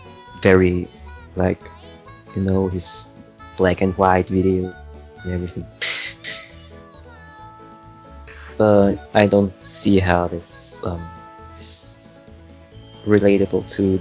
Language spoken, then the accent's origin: English; Austria; accent: Austrian; I mean, I'm from Austria